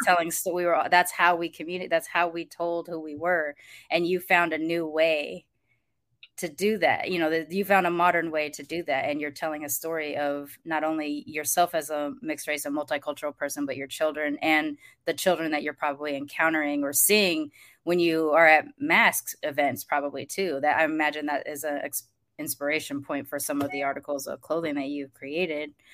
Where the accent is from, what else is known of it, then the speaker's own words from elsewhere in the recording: United States; growing up in America